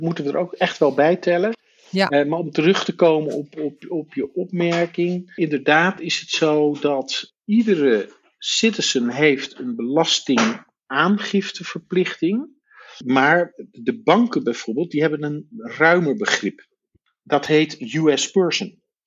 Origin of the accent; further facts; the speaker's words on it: Netherlands; als Nederlander in Nederland geboren uit een Amerikaanse vader of moeder ook Amerikaans staatsburgerschap hebt gekregen